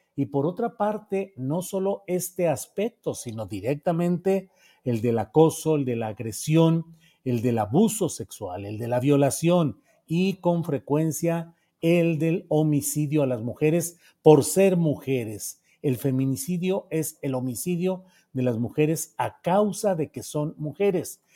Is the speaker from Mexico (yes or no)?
yes; Mexico; como mexicanos